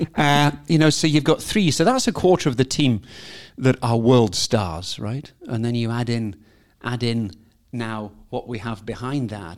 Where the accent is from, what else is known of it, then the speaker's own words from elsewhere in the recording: Scotland, United Kingdom; I'm a Scot. I'm a very proud Scot.